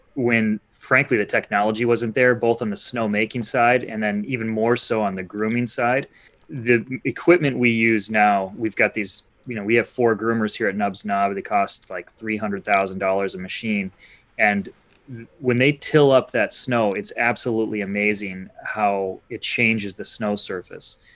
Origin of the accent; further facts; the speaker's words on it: Holland, Michigan, United States; moved away as an adult; also born or lived in Marquette, Michigan; now in Petoskey, United States; I grew up in Holland, Michigan